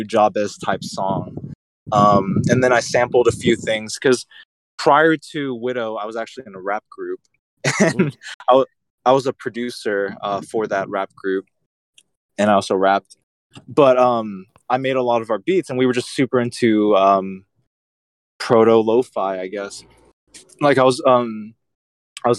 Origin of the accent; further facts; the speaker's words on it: Houston, Texas, United States; my hometown